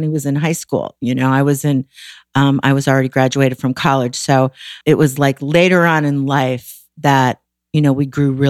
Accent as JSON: {"language": "English", "town": "Waukegan", "region": "Illinois", "country": "United States", "tie": "born or raised there", "said": "I grew up in Waukegan"}